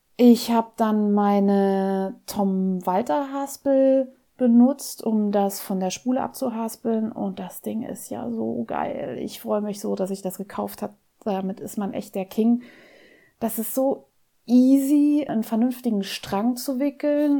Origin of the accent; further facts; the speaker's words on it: Saarland, Germany; Bei uns im Saarland heißen die Dinger noch Waschlappe